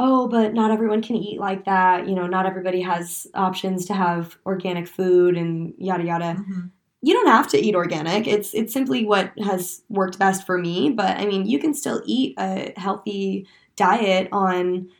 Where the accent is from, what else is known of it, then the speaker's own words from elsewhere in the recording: Oregon, United States; I'm from Oregon, so my dad's an avid hunter